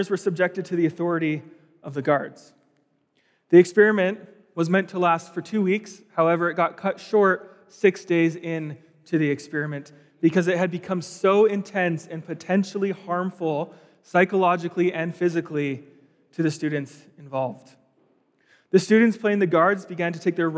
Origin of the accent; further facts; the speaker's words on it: Steveston, British Columbia, Canada; moved away as an adult; also born or lived in California / Vancouver; now in Calgary, Canada; I grew up just outside of Vancouver in a place called Steveston.